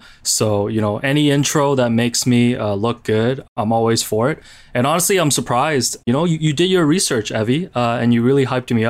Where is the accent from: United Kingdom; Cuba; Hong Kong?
Hong Kong; my parents would tell me bits and pieces about him, you know, when I was growing up in Hong Kong.